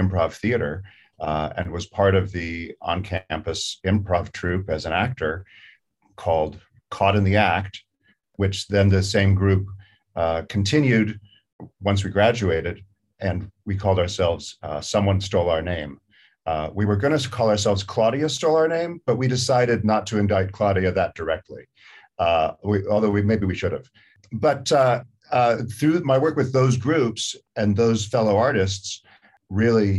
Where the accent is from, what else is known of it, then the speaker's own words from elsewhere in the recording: Salinas, California, United States; I grew up on the Central Coast of California in Salinas, California